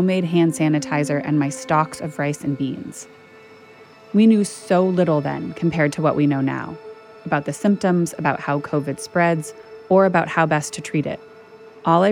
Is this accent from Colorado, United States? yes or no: yes; Boulder, Colorado, United States; now in New York, United States; I grew up in Boulder